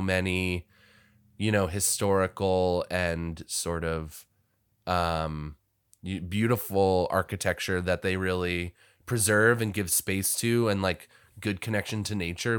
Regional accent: Washington, District of Columbia, United States; now in Los Angeles, United States; I'm from Washington, D C, where we had, you know, a lot of his-, historical

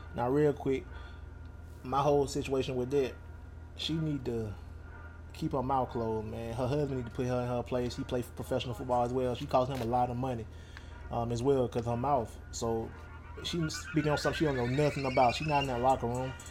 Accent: Alabama, United States; also born or lived in New Orleans; my home state, Alabama

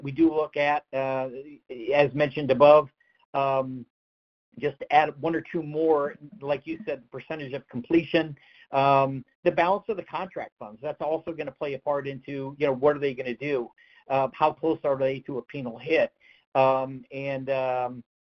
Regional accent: Northeast, United States; I'm from the Northeast

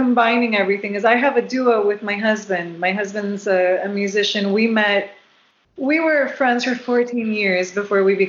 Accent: Puerto Rico; also born or lived in South Florida; now in West Coast, United States; I've lived on the West Coast since 2007, but I'm originally from Puerto Rico, and I did live in South Florida for 12 years.

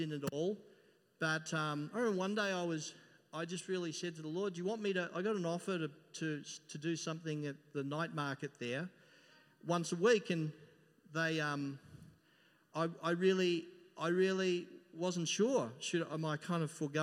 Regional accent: Melbourne, Victoria, Australia; I come from Melbourne and, you know, you walk down Collins Street

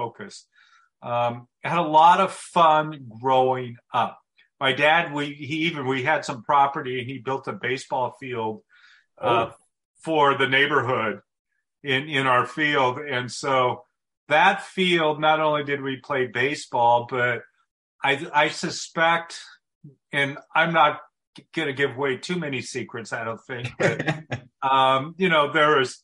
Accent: Portland, Oregon, United States; I'm from Oregon. I was born and raised here. I was raised in Portland

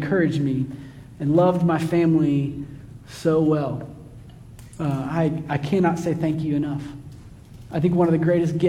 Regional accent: Kansas City, United States; moved away as an adult; also born or lived in Livingston, Texas; now in Texas, United States; Growing up in Kansas City, I had some Highland Park roommates

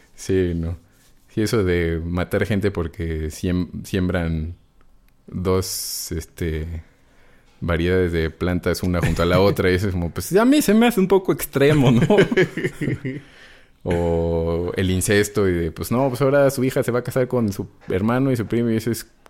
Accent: Mexico City, Mexico; Yo soy chilango

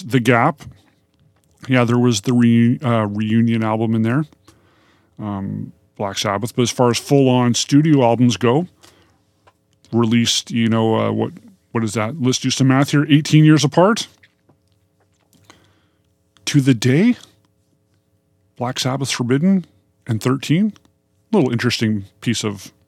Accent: Kenora, Ontario, Canada; moved away as an adult; now in Vancouver, Canada; I was living in my hometown of Kenora, Ontario.

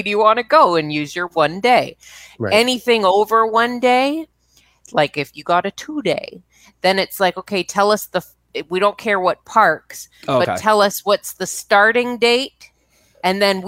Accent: Canada; I'm Canadian

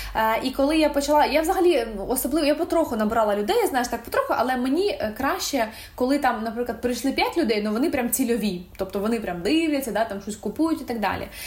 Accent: Ukraine; я українка

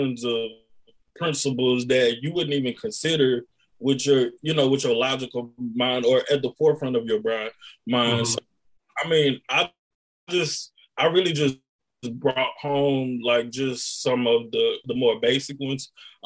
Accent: Beaumont, Texas, United States; I was born and raised in Beaumont

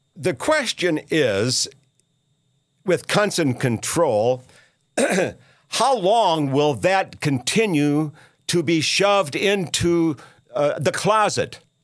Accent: Minneapolis, Minnesota, United States; I'm from Minneapolis

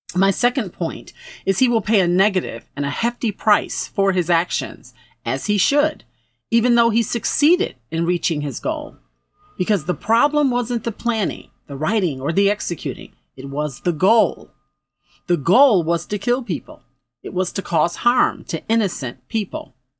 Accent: Buffalo, New York, United States; my hometown of Buffalo, New York

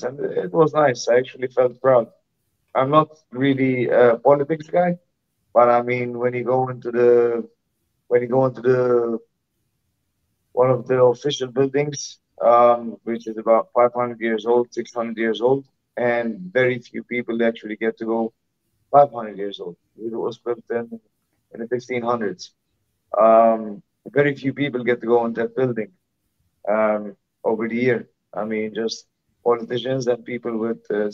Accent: Malta; I'm from Malta. It's a tiny island in the Mediterranean. We're only like 500,000 people over here

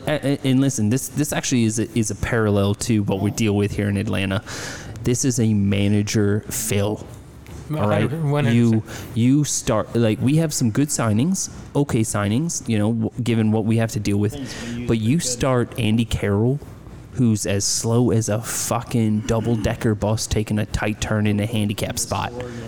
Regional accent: Ireland; being Irish

